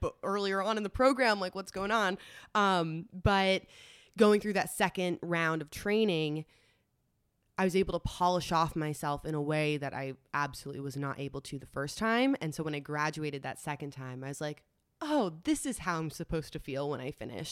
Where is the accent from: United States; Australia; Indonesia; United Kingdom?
United States; New York City, New York; moved away as an adult; also born or lived in Los Angeles; Grew up in New York City. I'm a New Yorker. Tried and true.